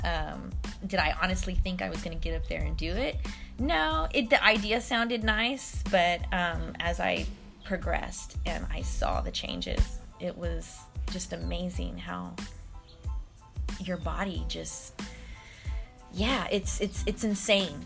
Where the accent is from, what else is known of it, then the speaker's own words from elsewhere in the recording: Stockton, California, United States; also born or lived in Oakland, California; I'm from Stockton. Um, I was born in Oakland, raised in Stockton.